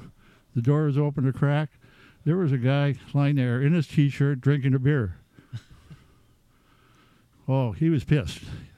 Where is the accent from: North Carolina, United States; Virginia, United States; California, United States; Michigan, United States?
Michigan, United States; Marquette; moved away as an adult; also born or lived in Houghton, Michigan; now in Minnesota, United States; I grew up in Upper Michigan, born and raised in Marquette on the south shore of Lake Superior. And I went to college at Michigan Tech. And after Michigan Tech is when I came to Minnesota